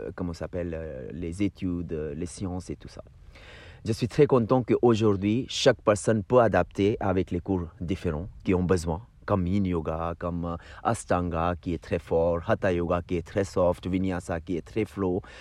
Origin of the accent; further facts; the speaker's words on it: Udaipur, Rajasthan, India; now in Paris, France; où je viens de d'Udaipur